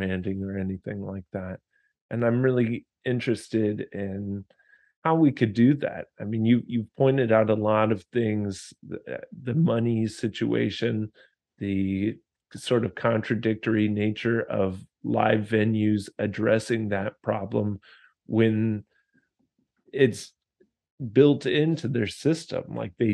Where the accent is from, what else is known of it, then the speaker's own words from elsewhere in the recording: United States; I was American